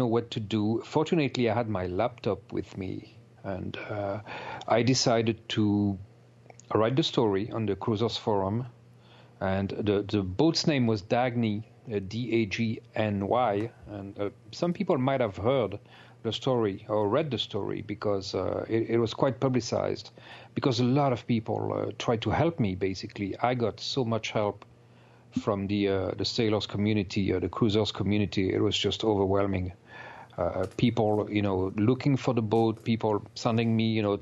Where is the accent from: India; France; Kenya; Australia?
France; accent: French; English is a second language; moved away as an adult; I'm originally from France, as you can tell by my accent, probably